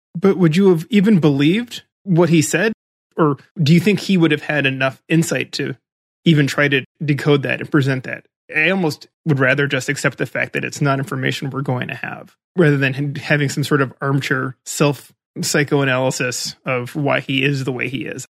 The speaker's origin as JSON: {"language": "English", "town": "Chicago", "region": "Illinois", "country": "United States", "tie": "born or raised there", "moved": "yes", "said": "growing up in Chicago"}